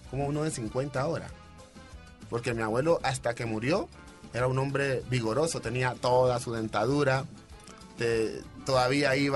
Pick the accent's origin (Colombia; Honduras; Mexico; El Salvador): Colombia; Pacific region; muchachos que venimos del Pacífico ninguno ah, sabe qué es el efecto